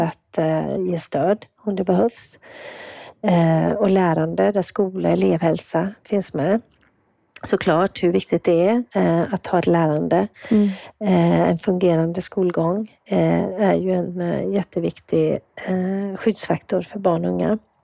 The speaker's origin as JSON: {"language": "Swedish", "town": "Kungälv", "region": "Västra Götaland", "country": "Sweden", "tie": "born or raised there", "also_born_or_lived": "Gothenburg, Sweden", "moved": "as an adult", "lives_now": "Umeå, Sweden", "said": "Jag kommer ju ursprungligen från eh, Kungälv där jag vuxit upp"}